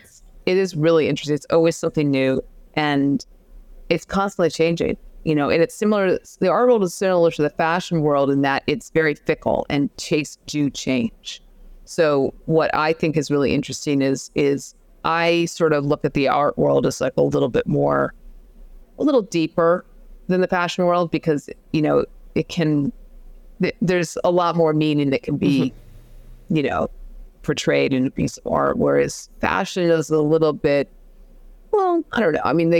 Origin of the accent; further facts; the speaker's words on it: Manhattan, New York, United States; in the time that I was growing up in Manhattan, it was an area of Manhattan that had a lot of large loft spaces